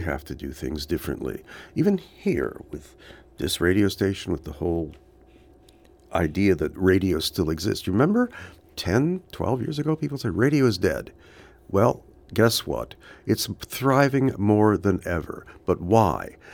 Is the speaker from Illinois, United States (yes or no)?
no; Los Angeles, California, United States; I grew up in Hollywood.